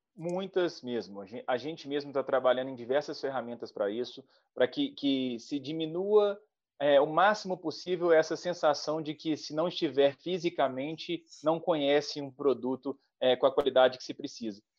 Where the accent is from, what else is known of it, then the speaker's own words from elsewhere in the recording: Minas Gerais, Brazil; eu sou mineiro